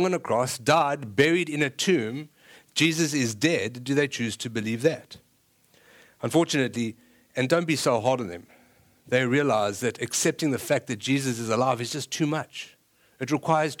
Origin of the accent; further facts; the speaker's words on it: South Africa; moved away; I'm South African